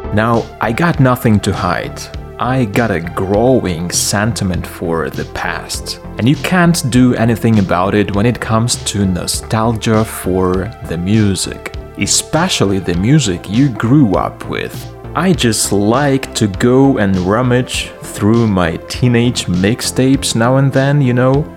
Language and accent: English; Lviv, Lviv Oblast, Ukraine; here in my hometown, Lviv.